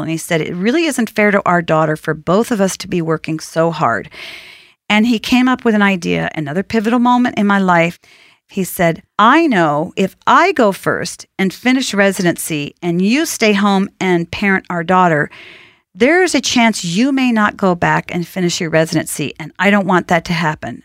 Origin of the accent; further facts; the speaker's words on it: outside of Boston, Massachusetts, United States; I grew up outside of Boston